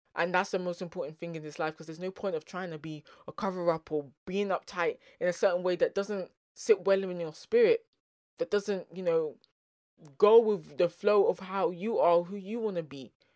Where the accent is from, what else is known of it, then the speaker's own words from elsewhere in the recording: London, United Kingdom; accent: South London; first language English; my South London accent